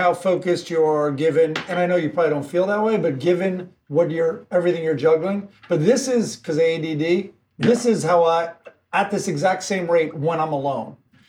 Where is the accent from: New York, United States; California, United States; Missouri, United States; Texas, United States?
New York, United States; Eastchester; moved away; also born or lived in Upper East Side, New York City; My dad was on the Upper East Side, and then I grew up with my mom right outside in Westchester in this little town called Eastchester, which everyone affectionately calls Greasechester.